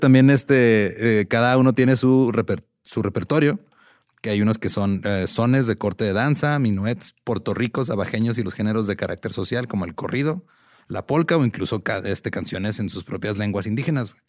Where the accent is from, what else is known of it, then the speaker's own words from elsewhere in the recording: Mexico; como mexicanos